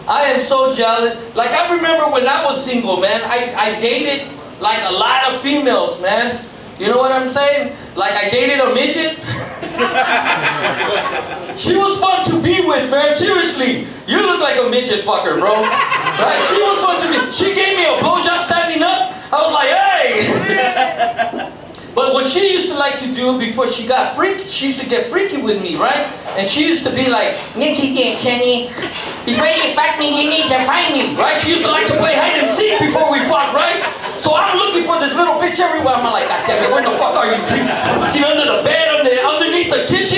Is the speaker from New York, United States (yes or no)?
no; Los Angeles, California, United States; I grew up in Lincoln Heights, where there was nothing but Mexicans